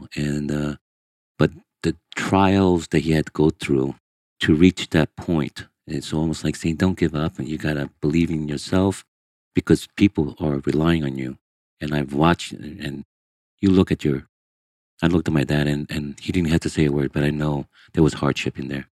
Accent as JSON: {"language": "English", "town": "Manhattan", "region": "New York", "country": "United States", "tie": "born or raised there", "also_born_or_lived": "Brazil", "first_language": "Portuguese", "second_language": "English", "said": "Growing up in Manhattan is the Spanish Harlem, Delancey Street. When you have a young Asian kid in that environment that doesn't speak English, directly from Brazil, and your translator speaks Spanish and I speak Portuguese."}